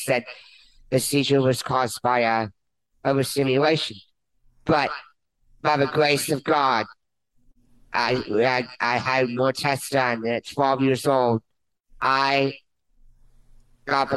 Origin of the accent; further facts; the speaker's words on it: Conroe, Texas, United States; I was born prematurely in Conroe, Texas. Yes, I live just 10 minutes away from here